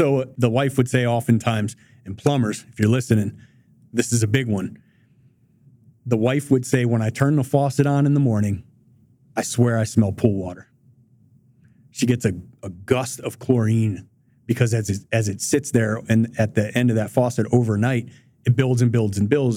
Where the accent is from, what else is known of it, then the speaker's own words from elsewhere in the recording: Detroit, Michigan, United States; I grew up in Southwest Detroit. I went to a Detroit public high schools.